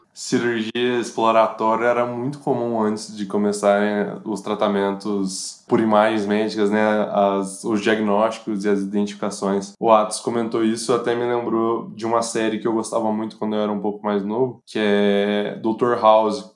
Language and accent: Portuguese; Pouso Alegre, Minas Gerais, Brazil; Eu sou de Pouso Alegre que é uma cidade do sul de Minas Gerais